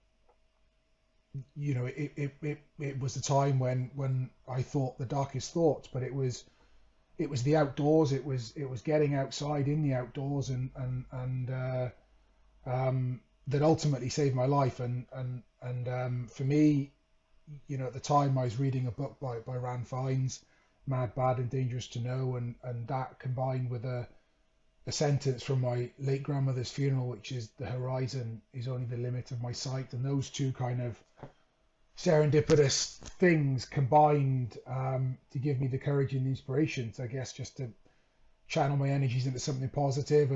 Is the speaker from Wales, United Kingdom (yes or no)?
yes; Wales, United Kingdom; moved away as an adult; also born or lived in Leeds; Growing up in Wales, my childhood dream was to play rugby for my country